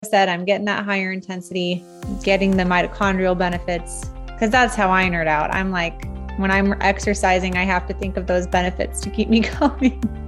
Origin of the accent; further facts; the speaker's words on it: Nebraska, United States; I'm pretty much from Nebraska